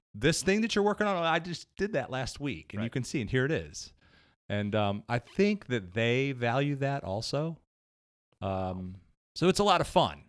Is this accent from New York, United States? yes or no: no; Cleveland, Ohio, United States; moved away as an adult; now in Somerville, United States; I'm originally from Cleveland.